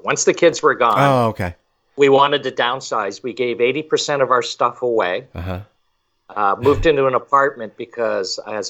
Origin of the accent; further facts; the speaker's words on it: Montreal, Quebec, Canada; also born or lived in Toronto / Michigan / Arizona / California; now in Florida, United States; I was originally from Montreal, but lived in Toronto for quite a while. And then Michigan, Arizona, California, and now Florida.